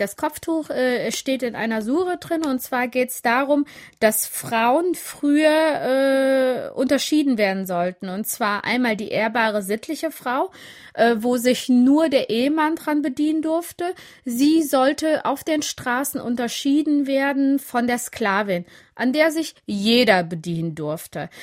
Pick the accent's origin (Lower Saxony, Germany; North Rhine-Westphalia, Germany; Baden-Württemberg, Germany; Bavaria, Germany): North Rhine-Westphalia, Germany; Siegerland; accent: Siegerland; German is a second language; Ich bin richtig äh, auf dem Dorf aufgewachsen im Siegerland